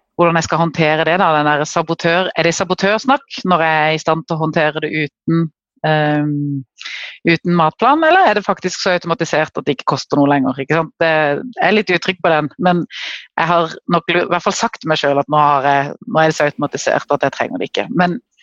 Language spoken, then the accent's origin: Norwegian; Kristiansand, Agder, Norway; accent: southern (Sørlandet) dialect; jeg bor helt i sør, det kan dere sikkert høre på dialekten. Jeg bor i Kristiansand